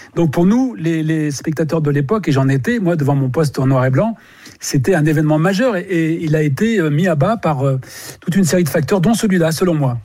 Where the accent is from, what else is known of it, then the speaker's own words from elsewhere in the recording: Pas-de-Calais, Hauts-de-France, France; je suis également du Pas-de-Calais